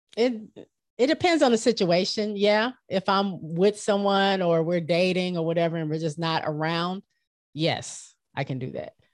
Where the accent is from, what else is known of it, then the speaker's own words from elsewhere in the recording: Michigan, United States; moved away as an adult; I grew up in Michigan, right off the lake, Lake Michigan.